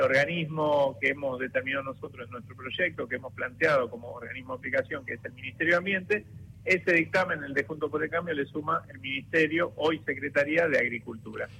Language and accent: Spanish; Rosario, Santa Fe, Argentina; soy rosarino